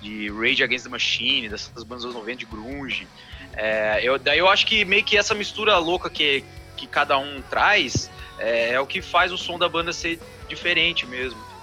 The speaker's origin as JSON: {"language": "Portuguese", "town": "Cascavel", "region": "Paraná", "country": "Brazil", "tie": "born or raised there", "also_born_or_lived": "Chapecó, Santa Catarina", "moved": "as an adult", "lives_now": "Curitiba, Brazil", "said": "vim visitar minha família na minha cidade natal, Cascavel, no Paraná"}